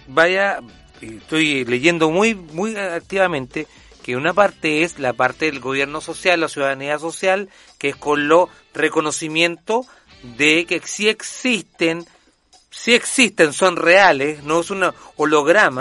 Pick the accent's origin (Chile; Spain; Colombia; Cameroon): Chile; Viña del Mar, Valparaíso; yo nací en Viña del Mar